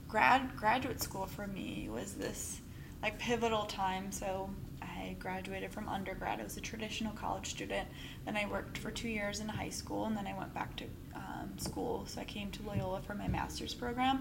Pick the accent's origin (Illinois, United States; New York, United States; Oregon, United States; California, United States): Illinois, United States; Darien; grew up in Darien, Illinois.